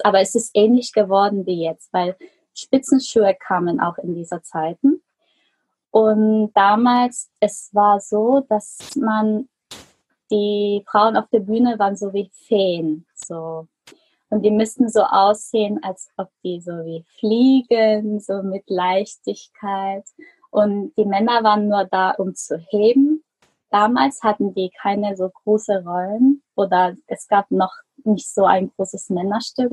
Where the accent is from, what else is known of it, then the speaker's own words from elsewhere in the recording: Germany; moved away; also born or lived in South Korea; ich bin eigentlich in Deutschland geboren.